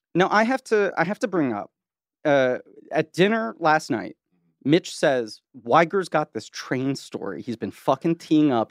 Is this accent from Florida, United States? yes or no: no; New York City, New York, United States; I grew up in Manhattan